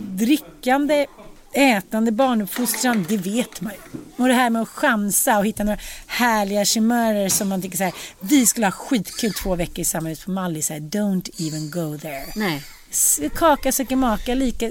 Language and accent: Swedish; Sweden; also born or lived in United States; man har kvar sina svenska rötter och sina svenska ändå så här man har en sorts förpliktelse som svensk